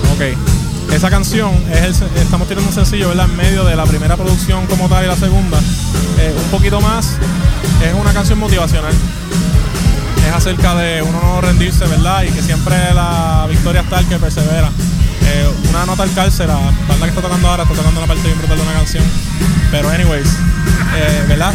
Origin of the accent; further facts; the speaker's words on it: the West of Puerto Rico, Puerto Rico; Yo soy nosotros somos del West. Aguadilla, ah, Moca, Rincón